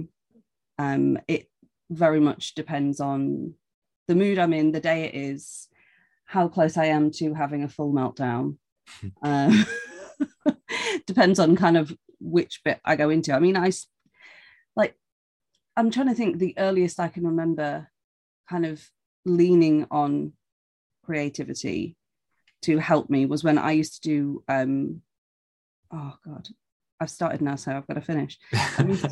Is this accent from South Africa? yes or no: no; Grimsby, Yorkshire and the Humber, United Kingdom; moved away; I'm from Grimsby